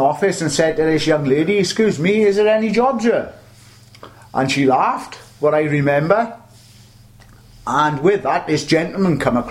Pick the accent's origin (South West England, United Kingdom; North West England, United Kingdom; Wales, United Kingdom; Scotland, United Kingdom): Wales, United Kingdom; the Valleys; moved away as an adult; I'm from the Valleys myself, I moved down here then in about 1979